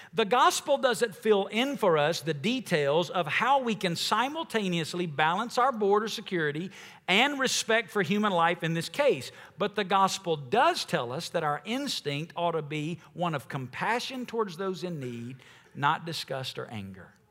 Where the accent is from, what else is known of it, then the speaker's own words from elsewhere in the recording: United States; as Americans